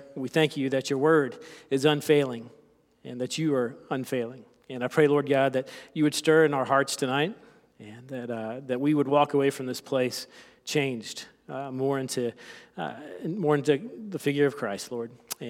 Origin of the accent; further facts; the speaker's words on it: South Carolina, United States; I am from South Carolina. I don't have much of an accent, but there may be a few phrases or terms that I use that may be a bit foreign.